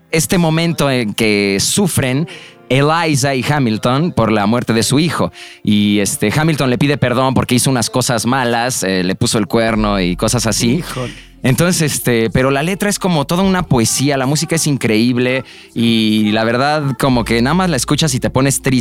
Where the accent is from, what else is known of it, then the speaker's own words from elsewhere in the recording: Mexico; soy mexicano.